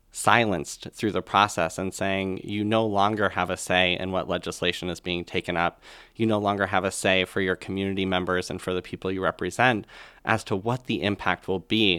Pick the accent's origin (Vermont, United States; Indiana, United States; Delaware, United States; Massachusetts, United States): Vermont, United States; Colchester; right here in Vermont. So I was in Colchester, Vermont at the time